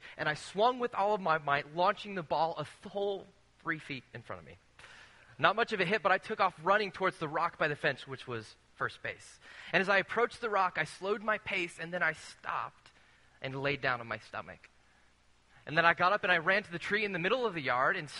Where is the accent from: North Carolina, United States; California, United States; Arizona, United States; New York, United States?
California, United States; Rancho Cucamonga; When I was a little kid growing up in Rancho Cucamonga, California